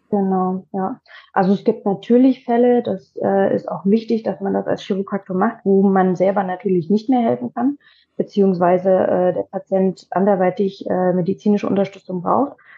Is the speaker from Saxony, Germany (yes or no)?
yes; Leipzig, Saxony, Germany; now in Potsdam, Germany; Ich komme aus Leipzig